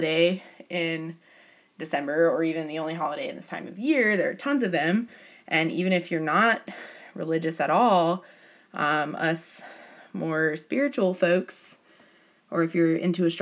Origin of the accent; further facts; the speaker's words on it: United States; I am a American white girl